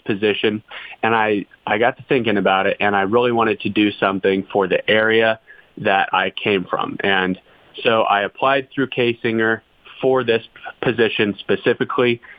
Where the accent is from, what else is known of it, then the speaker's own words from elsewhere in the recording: El Dorado Springs, Missouri, United States; I'm actually from El Dorado Springs, and uh, my dad has had a farm in Vernon County for his whole life and for generations before that. So I, I'm a local boy